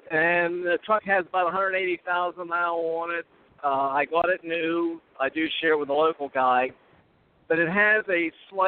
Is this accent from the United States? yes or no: yes; Pittsburgh, Pennsylvania, United States; I'm from Pittsburgh, but I'm just coming out of Buffalo, heading back to Pittsburgh.